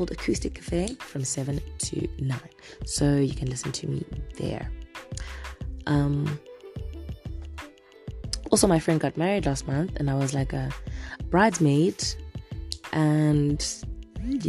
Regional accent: South Africa; now in Zimbabwe; I'm South African

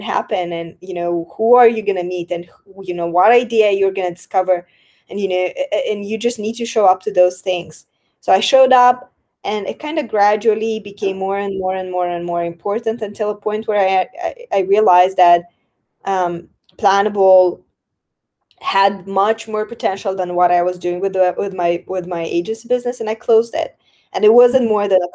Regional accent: Moldova; my home country, Republic of Moldova

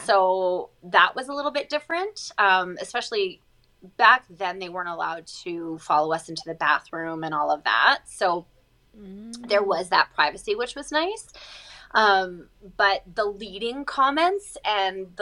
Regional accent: Chicago, Illinois, United States; moved away as an adult; now in Calgary, Canada; I grew up in Chicago, like I said, and I was a child actress slash model

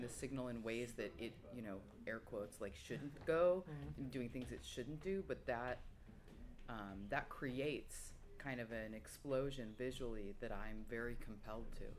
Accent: United States; growing up in the States

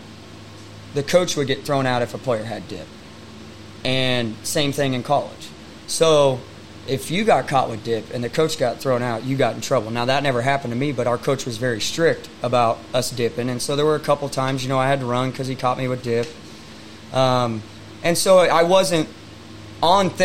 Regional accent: Raymore, Missouri, United States; also born or lived in Little Rock, Arkansas; I'm coming from Raymore, Missouri

